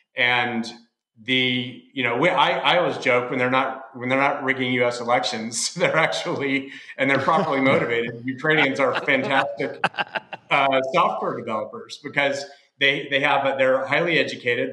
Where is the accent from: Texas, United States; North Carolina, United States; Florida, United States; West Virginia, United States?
Texas, United States; I'm from Texas